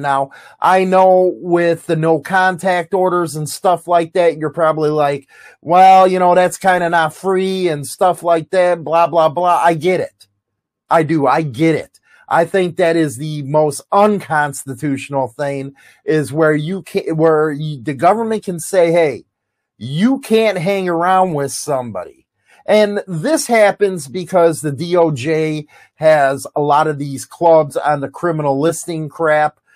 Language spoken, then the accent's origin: English; United States; as an American